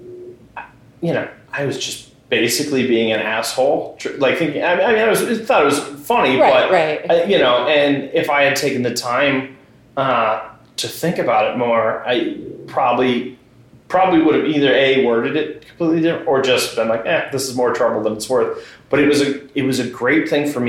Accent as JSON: {"language": "English", "town": "Exeter", "region": "New Hampshire", "country": "United States", "tie": "born or raised there", "said": "I grew up on the seacoast. I'm from Exeter originally"}